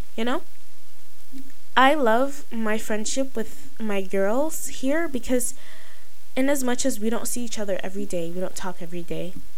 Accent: Nigeria; I'm Nigerian

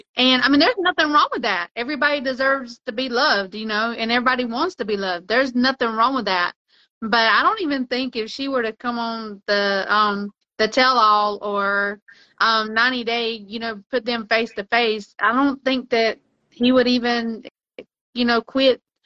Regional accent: United States; I'm American

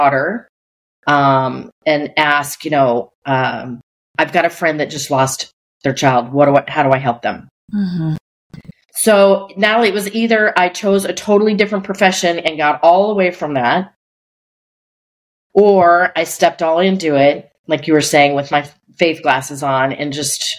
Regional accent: Colorado, United States; my husband and I grew up in Colorado

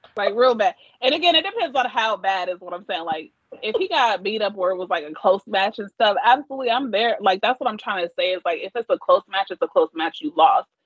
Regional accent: Kansas, United States; I'm from Kansas

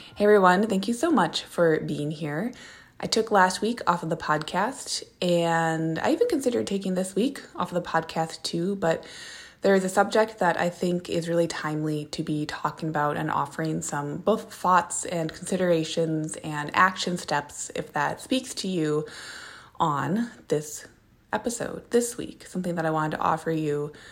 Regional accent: Minneapolis, Minnesota, United States; moved away; I'm from Minneapolis, Minnesota

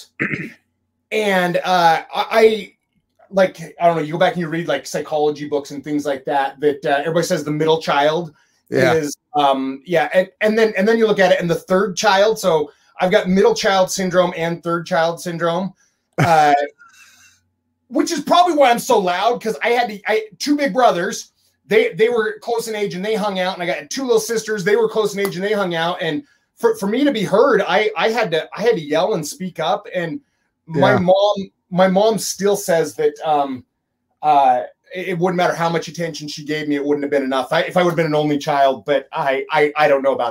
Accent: Emmett, Idaho, United States; moved away as an adult; also born or lived in Utah; I am Idaho native. I was born in Idaho. I grew up in I told everybody I grew up in Boise, Idaho, but because nobody knows where Emmett, Idaho's at.

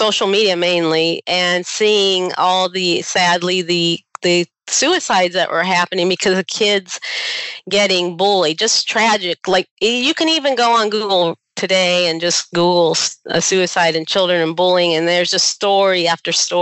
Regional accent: Barberton, Ohio, United States; I was born in Barberton, Ohio, which is right next to Akron.

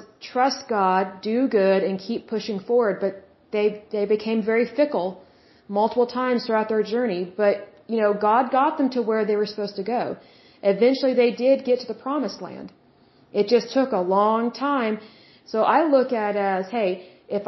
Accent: Oklahoma, United States; I'm from Oklahoma

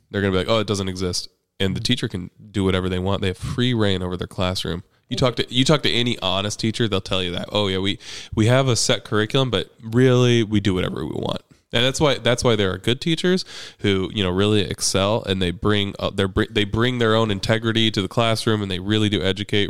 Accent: Midwest, United States; moved away; I'm from the Midwest. I came from a small ass town where we were always grilling meat over coals

